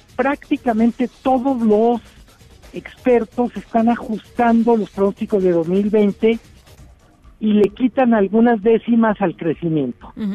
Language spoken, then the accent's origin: Spanish; Mexico; Somos 130 millones de personas